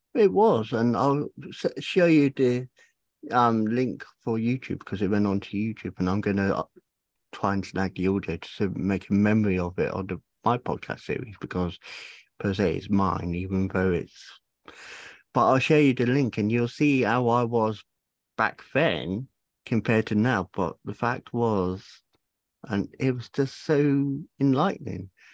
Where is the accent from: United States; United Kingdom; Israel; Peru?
United Kingdom; Cornwall, South West England; moved away; Originally Cornwall.